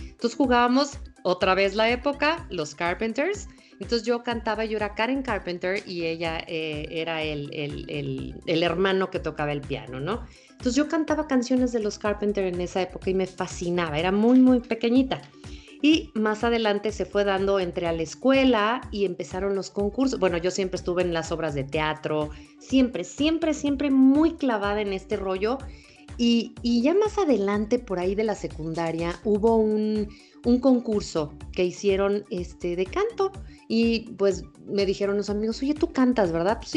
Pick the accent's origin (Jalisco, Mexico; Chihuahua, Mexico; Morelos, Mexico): Morelos, Mexico; Cuernavaca; born there; yo nací, fíjate, por casualidad nací en Cuernavaca, Morelos. Eh, mi mamá es de la Ciudad de México, mi papá es de Guadalajara